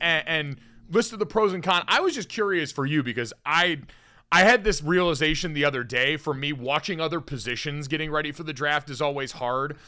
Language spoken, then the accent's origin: English; Arizona, United States; when I was growing up in Arizona